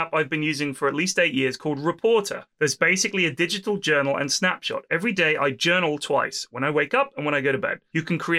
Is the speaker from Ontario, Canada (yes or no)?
no; Vancouver, British Columbia, Canada; also born or lived in Ottawa; I'm originally from Vancouver, but spent the last few years in Ottawa going to university there.